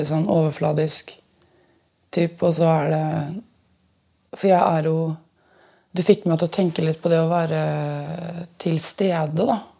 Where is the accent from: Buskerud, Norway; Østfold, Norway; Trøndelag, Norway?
Østfold, Norway; now in Oslo, Norway; Nå bor jeg jo i Oslo, og jeg er jo egentlig fra Østfold.